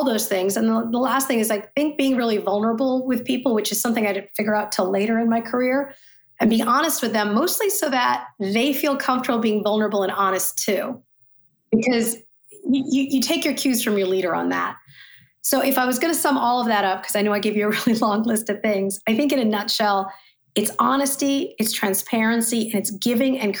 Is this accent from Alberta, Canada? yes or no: no; Saskatchewan, Canada; also born or lived in Ottawa, Canada; now in New York City, United States; I was born in Ottawa, but grew up in Saskatchewan, Canada. So I live in New York City now.